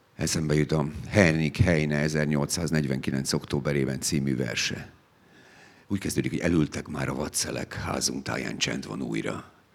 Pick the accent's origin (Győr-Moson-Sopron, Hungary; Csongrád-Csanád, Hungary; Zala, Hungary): Csongrád-Csanád, Hungary; Szegvár; Szegváron volt a szülőfalunkban